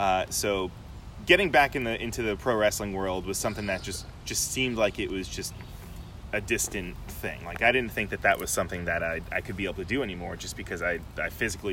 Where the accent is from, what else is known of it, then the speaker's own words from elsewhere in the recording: Long Island, New York, United States; it was back in my hometown. {S0} Okay. {S1} So it was back on Long Island